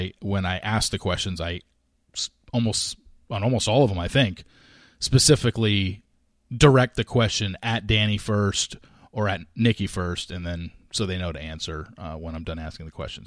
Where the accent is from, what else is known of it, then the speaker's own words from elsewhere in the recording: Southern California, United States; I grew up in Southern California